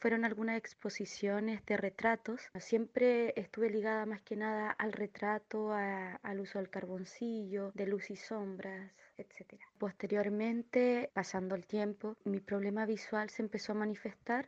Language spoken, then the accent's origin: Spanish; Chile; artista plástica inclusiva, soy chilena